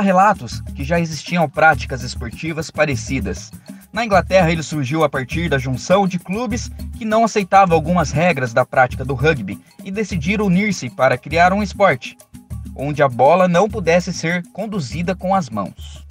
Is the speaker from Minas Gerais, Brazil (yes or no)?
no; Avaré, São Paulo, Brazil; sou nascido e moro na cidade de Avaré